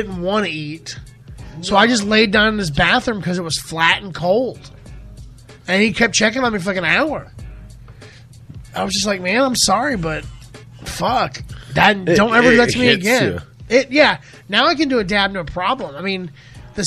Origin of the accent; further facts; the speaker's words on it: Keystone Heights, Florida, United States; also born or lived in Gainesville, Florida; Born and raised. Keystone Heights, Florida is where I grew up